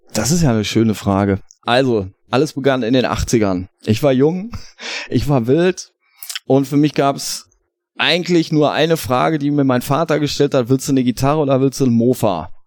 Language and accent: German; Hagen, North Rhine-Westphalia, Germany; Ich komme ja aus Hagen ist ja eine sehr musikalische Stadt, besonders in den 80ern auch